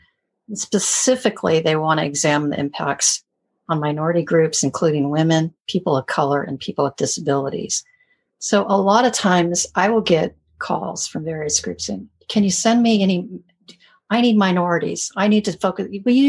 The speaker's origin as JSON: {"language": "English", "region": "California", "country": "United States", "said": "because I'm from California."}